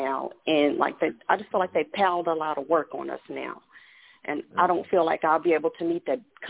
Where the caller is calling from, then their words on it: Texas, United States; I'm calling from Texas.